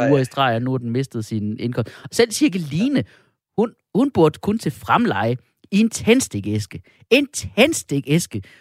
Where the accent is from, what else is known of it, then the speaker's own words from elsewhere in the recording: Skanderborg, Central Denmark Region, Denmark; Jeg er jo fra, jeg er fra Skanderborg.